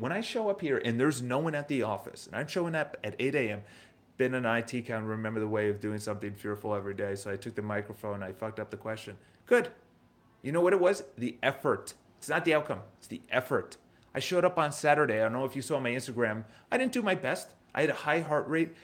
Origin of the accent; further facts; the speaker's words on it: New York, United States; accent: New York; that's my New York accent